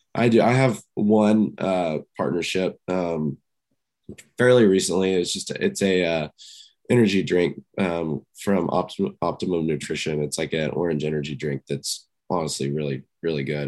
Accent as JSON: {"language": "English", "town": "Houston", "region": "Texas", "country": "United States", "tie": "born or raised there", "said": "growing up in Houston"}